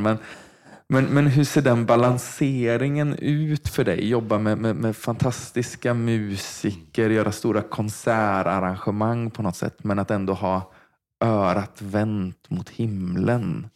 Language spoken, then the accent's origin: Swedish; Vargön, Västra Götaland, Sweden; Jag är uppvuxen i Vargön